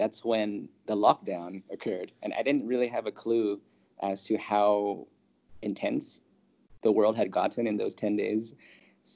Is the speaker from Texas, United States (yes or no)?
no; California, United States; moved away as an adult; also born or lived in Los Angeles; now in Thailand